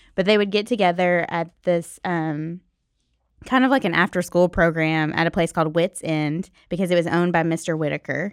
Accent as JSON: {"language": "English", "town": "Nashville", "region": "Tennessee", "country": "United States", "tie": "born or raised there", "said": "I grew up in Nashville"}